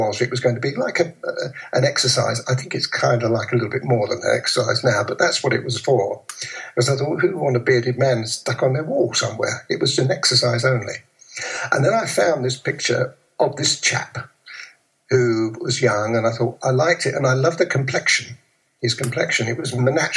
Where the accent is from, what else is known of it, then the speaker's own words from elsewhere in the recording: London, United Kingdom; accent: proper old Londoner; my accent and so on, because I was a proper old Londoner kind of accent thing